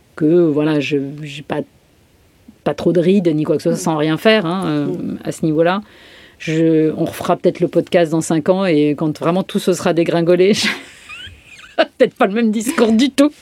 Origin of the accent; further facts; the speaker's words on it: Brittany, France; je suis bretonne, la totale